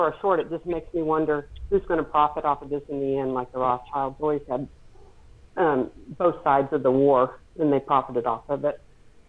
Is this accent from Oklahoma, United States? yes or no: yes; Tulsa, Oklahoma, United States; But when I'm from Tulsa, and I have friends that are close to the reawakening